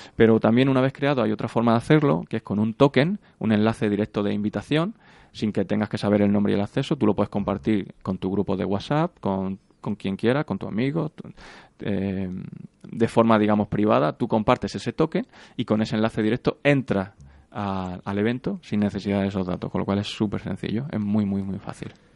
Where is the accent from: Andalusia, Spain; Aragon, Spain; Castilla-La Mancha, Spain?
Andalusia, Spain; Granada; moved away as an adult; now in Madrid, Spain; terminé la carrera, me vine para Madrid, yo soy de Granada